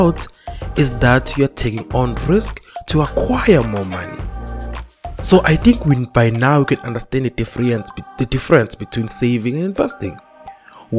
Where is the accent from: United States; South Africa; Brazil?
South Africa; young people in South Africa